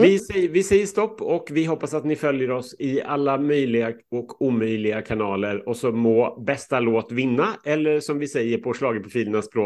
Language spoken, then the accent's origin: Swedish; Norway; Ja, vi är, vi är ju från Norge